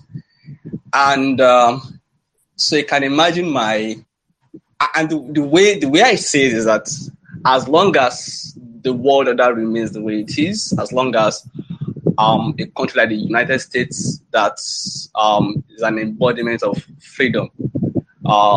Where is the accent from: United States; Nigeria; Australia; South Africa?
Nigeria; I'm also from Africa